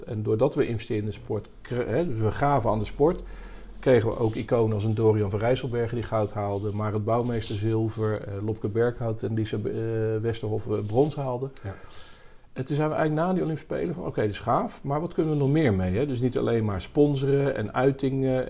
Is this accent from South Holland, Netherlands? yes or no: yes; Rotterdam, South Holland, Netherlands; accent: Rotterdamse tongval; also born or lived in Bruges / Amsterdam; In, in, Rotterdam opgegroeid, daar gestudeerd